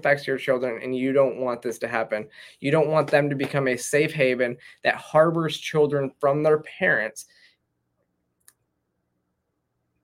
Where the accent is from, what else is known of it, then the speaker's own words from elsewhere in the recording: Michigan, United States; moved away; I grew up in Michigan